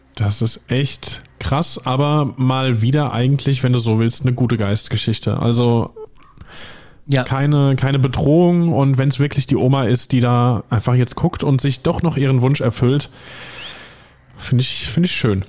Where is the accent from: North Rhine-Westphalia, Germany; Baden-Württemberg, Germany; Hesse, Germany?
Hesse, Germany; accent: Hessian (Rhein-Main, near the Palatinate border); Da merkt man den Hessen übrigens in mir.